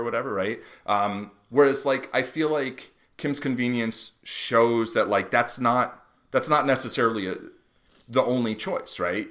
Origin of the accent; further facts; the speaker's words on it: United States; growing up in the United States